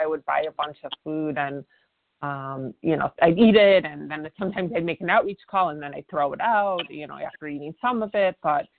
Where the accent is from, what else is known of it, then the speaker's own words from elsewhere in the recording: Chicago, Illinois, United States; I became a military spouse when I was in my mid, when we were in our mid 30s, and I am from Chicago